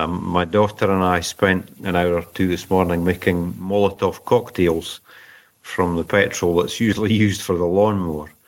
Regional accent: St Andrews, Scotland, United Kingdom; moved away as an adult; now in Odessa, Ukraine; Born in St Andrews in Fife in Scotland. I've been in Ukraine since March 1993

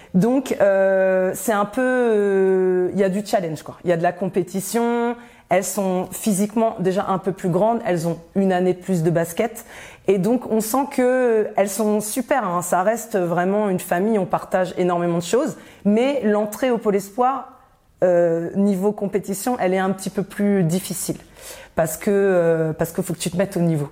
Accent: Rouen, Normandy, France; also born or lived in Côte d'Ivoire; à 6 ans, en fait, mes parents ont décidé de rentrer en France, euh, en Normandie. Et donc j'ai euh, poursuivi mon enfance à Rouen

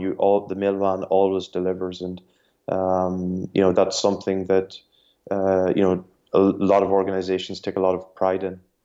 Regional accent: Ireland; I'm Irish and, uh, I grew up in Ireland

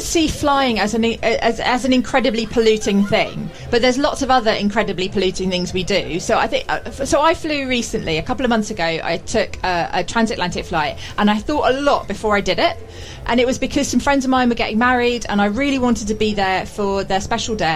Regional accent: United Kingdom; as British people

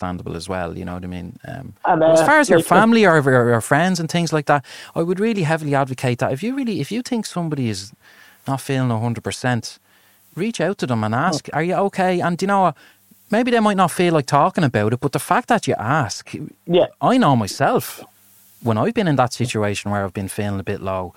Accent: Ireland; growing up in Ireland

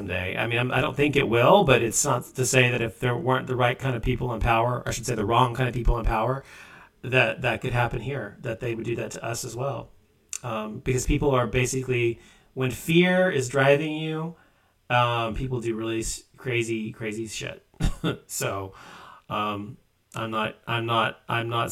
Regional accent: United States; I'm an American and live here

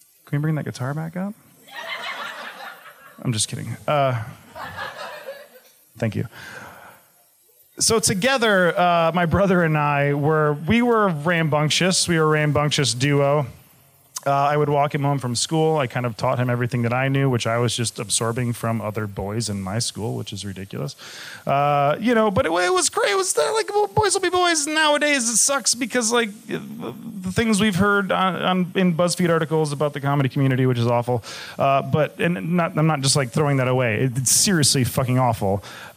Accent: Michigan, United States; I'm from Michigan as well

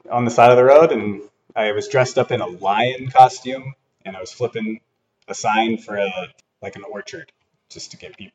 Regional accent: Camano Island, Washington, United States; Washington State

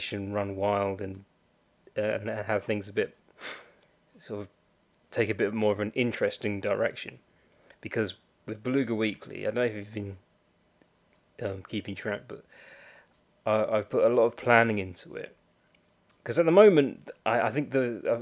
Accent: United Kingdom; I'm a Brit

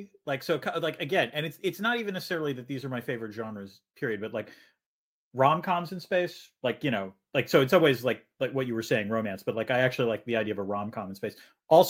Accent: Boston, Massachusetts, United States; And I'm from Boston.

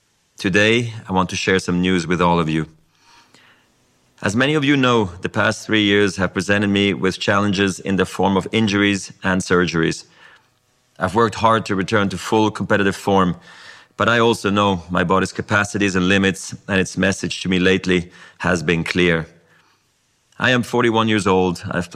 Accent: Basel, Basel-Stadt, Switzerland; born or raised there; English is a second language

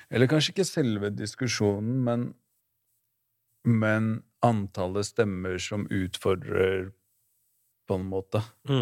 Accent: Oslo, Norway; Groruddalen, der jeg vokste opp

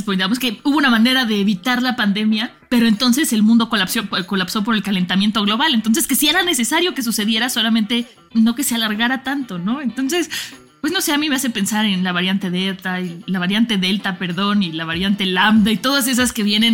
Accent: Mexico; como mexicana

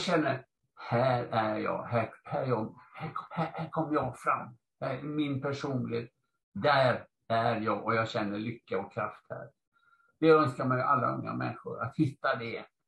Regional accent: Gothenburg, Västra Götaland, Sweden; moved away; also born or lived in Stockholm; Jag är uppvuxen i Göteborg

